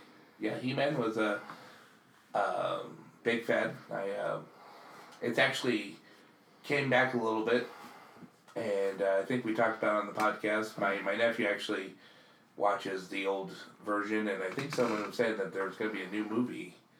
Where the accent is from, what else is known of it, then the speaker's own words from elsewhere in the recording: New York City, New York, United States; moved away; when I was growing up in Queens